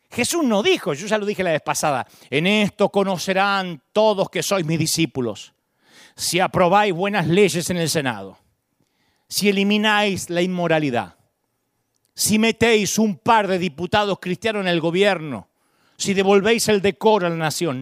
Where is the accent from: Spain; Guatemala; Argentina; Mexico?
Argentina; de chiquitito me inculcaron, vos sos argentino